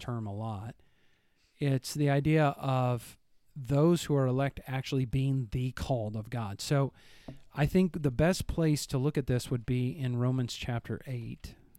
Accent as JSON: {"language": "English", "region": "Northern Illinois", "country": "United States", "moved": "yes", "said": "I'm from Northern Illinois"}